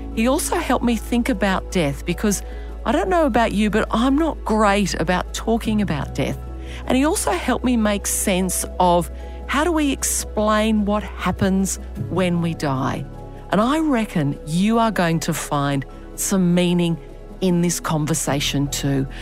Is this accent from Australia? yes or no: yes; Australia; accent: Aussie; my Aussie accent